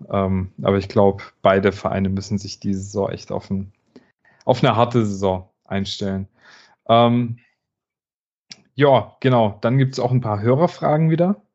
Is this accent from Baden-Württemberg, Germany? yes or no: yes; Baden-Württemberg, Germany; diese furchtbare ähm, Wortkombination bei uns im Schwabenland mit dem schwierigen Umfeld